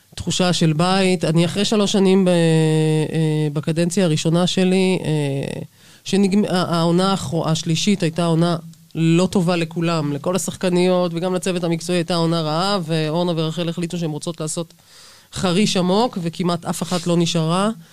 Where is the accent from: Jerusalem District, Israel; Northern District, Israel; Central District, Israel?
Jerusalem District, Israel; Jerusalem; המועדון שבו גדלתי בירושלים